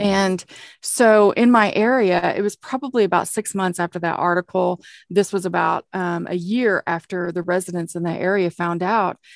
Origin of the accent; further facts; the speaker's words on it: Oklahoma, United States; accent: Okie; my oaky accent